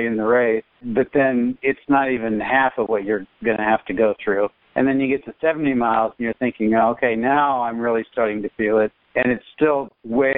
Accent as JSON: {"language": "English", "town": "Wichita", "region": "Kansas", "country": "United States", "tie": "born or raised there", "said": "growing up in Wichita, Kansas"}